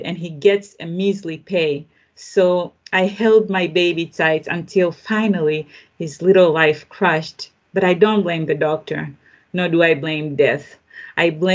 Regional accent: Tanzania; I grew up in Tanzania myself

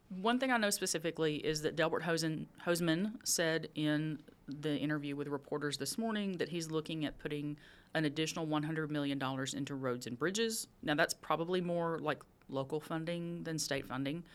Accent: Texas, United States; moved away; I grew up in Texas

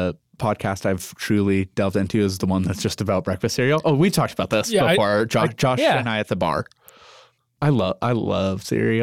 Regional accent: Montana City, Montana, United States; But I grew up in Montana City

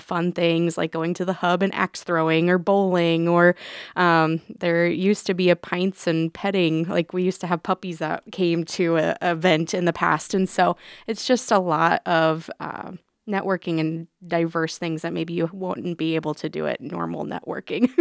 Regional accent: Council Bluffs, Iowa, United States; my hometown, I've always lived in Council Bluffs

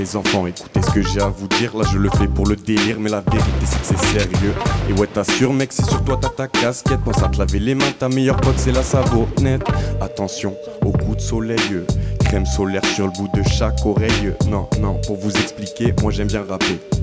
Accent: Avignon, Provence-Alpes-Côte d'Azur, France; je suis d'Avignon, je suis né à Avignon.

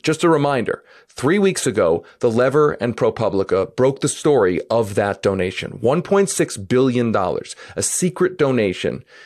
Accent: Philadelphia, Pennsylvania, United States; now in Denver, United States; I grew up in Philadelphia, which is also a huge football town

